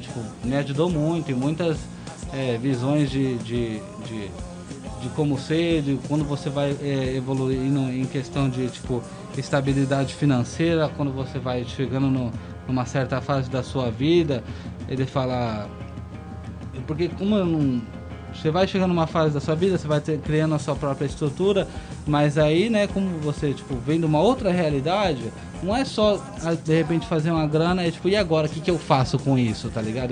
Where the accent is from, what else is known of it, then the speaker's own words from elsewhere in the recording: Brazil; moved away; also born or lived in England; não foi para isso que eu saí do Brasil